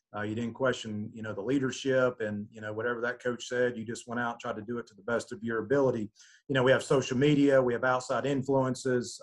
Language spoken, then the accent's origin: English; Georgia, United States; was born and raised in Georgia.